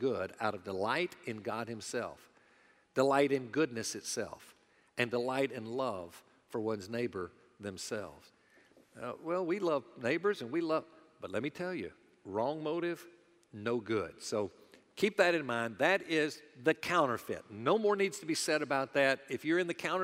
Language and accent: English; the American South, United States; those of us that are Southerners